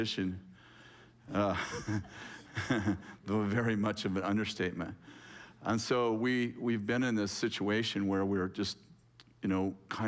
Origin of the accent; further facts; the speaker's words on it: California, United States; I was born in California